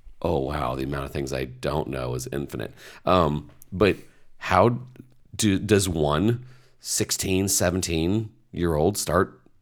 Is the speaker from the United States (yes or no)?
yes; Indiana, United States; I was raised in Indiana.